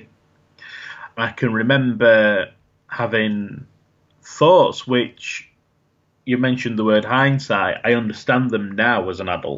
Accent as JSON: {"language": "English", "town": "Sheffield", "region": "Yorkshire and the Humber", "country": "United Kingdom", "said": "I'm from Sheffield, which is one of the biggest cities, and I worked in the biggest hospital in that city"}